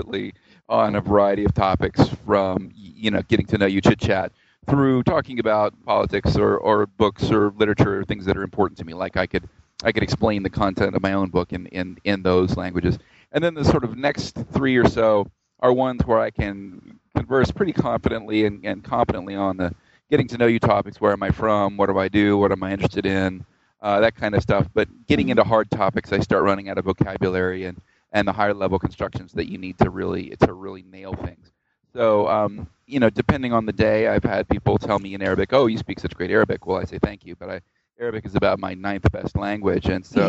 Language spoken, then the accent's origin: English; Georgia, United States; also born or lived in Tennessee / Arkansas / New Orleans; I grew up around the South in the U.S., mostly in Georgia, but I was born in Tennessee and I lived in Arkansas and I went to college in New Orleans.